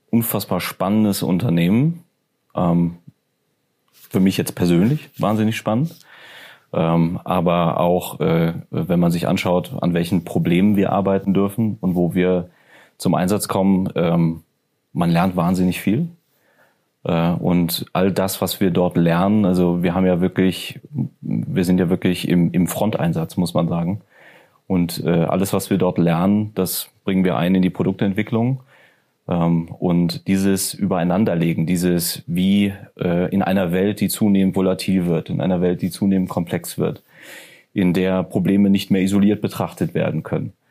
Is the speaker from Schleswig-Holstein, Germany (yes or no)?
no; North Rhine-Westphalia, Germany; also born or lived in Ruhrgebiet; ich komme aus, aus dem Rheinland. Ja. Ähm, und ich bin stolzer Rheinländer.